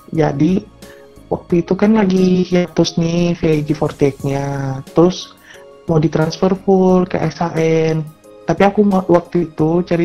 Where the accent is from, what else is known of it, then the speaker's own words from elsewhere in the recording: Watampone, South Sulawesi, Indonesia; asal aku dari Watampone, Sulawesi Selatan.